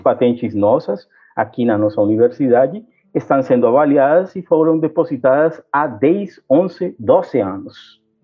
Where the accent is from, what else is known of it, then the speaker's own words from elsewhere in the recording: Brazil; como brasileiro